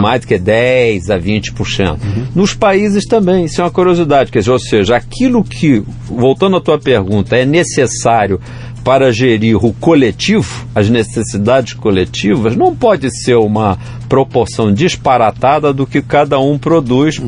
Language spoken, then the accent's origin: Portuguese; Brazil; como brasileiro